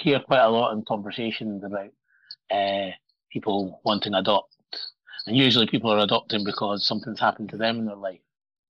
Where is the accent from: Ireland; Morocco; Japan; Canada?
Morocco; born there; I used to lie and say that I was born in Scotland when I knew I was born in Morocco.